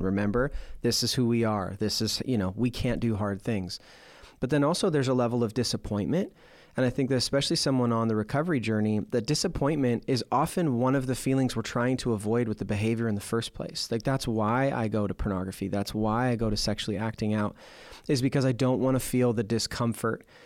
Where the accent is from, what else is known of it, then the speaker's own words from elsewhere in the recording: Portland, Oregon, United States; growing up in Portland, we had the Portland Winterhawks